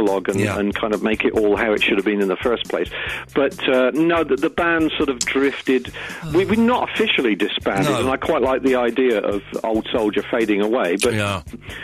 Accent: Swindon, South West England, United Kingdom; I'm from Swindon

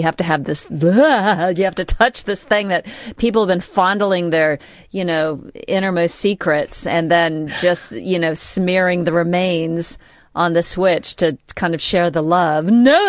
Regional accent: United States; moved away as an adult; now in United Kingdom; I moved here in the mid-80s. Yeah. Or, you know, 84. And as an American...

